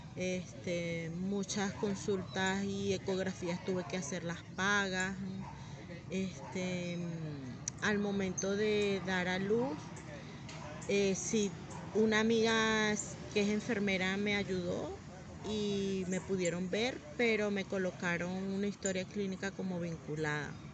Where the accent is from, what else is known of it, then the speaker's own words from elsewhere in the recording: Venezuela; moved away as an adult; also born or lived in Bogotá, Colombia; now in Villavicencio, Colombia; el país de donde vengo, Venezuela